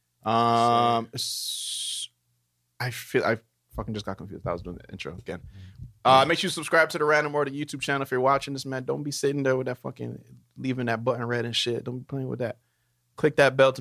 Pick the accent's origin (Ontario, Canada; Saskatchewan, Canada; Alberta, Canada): Ontario, Canada; Brampton; moved away as an adult; also born or lived in Toronto, Canada; we moved from Brampton to Toronto